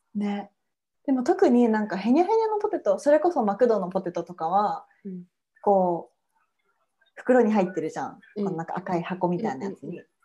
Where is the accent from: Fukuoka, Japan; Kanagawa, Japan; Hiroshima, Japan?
Hiroshima, Japan; 私の地元のそう広島県